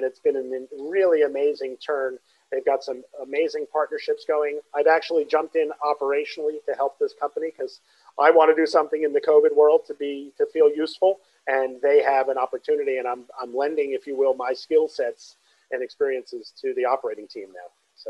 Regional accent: Brooklyn, New York, United States; I'm from Brooklyn. So I was born in Brooklyn. My whole family, my mom, dad, and my siblings, both of them and myself, all born in Brooklyn.

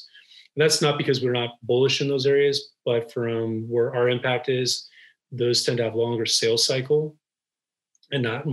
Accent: Los Angeles, California, United States; moved away as an adult; now in Bay Area, United States; I was born and raised in Los Angeles

